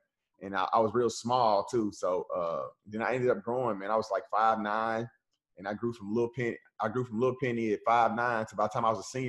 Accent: Memphis, Tennessee, United States; now in Nashville, United States; I grew up here in Nashville, but I was born and raised in Memphis.

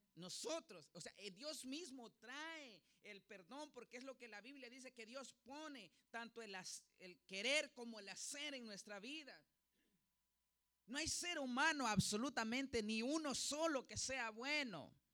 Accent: Honduras; yo soy hondureño

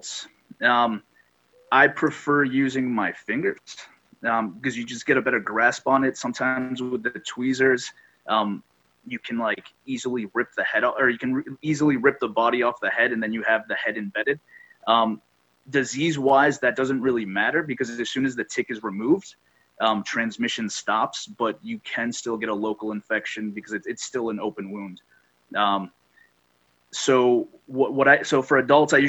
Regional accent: Great Barrington, Massachusetts, United States; also born or lived in Amherst, Massachusetts; I am local to the area. I grew up in Great Barrington

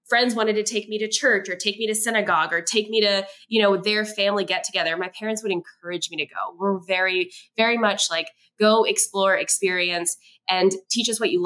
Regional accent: Kentucky, United States; also born or lived in Westchester County, New York; I was born in New York in Westchester County, but at the age of around 3 or 4, my family relocated to a small town in Kentucky

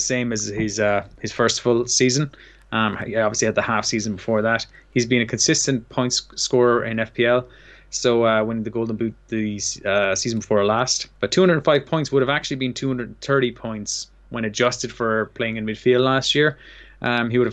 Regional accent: Limerick, Munster, Ireland; We're both from Limerick, Ireland

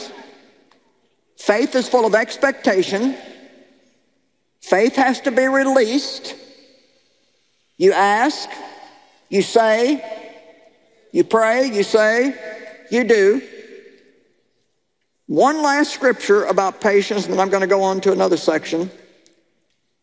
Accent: Missouri, United States; I come from Missouri, the show me state.

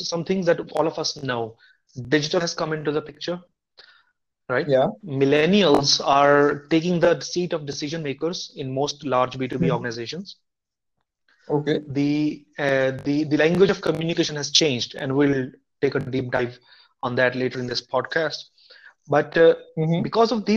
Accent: India; moved away; also born or lived in United States / South Korea; as an Indian person educated in the US

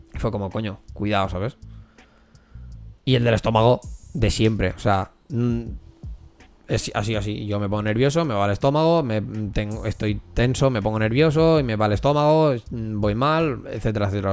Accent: Corró, Catalonia, Spain; Somos de Curro

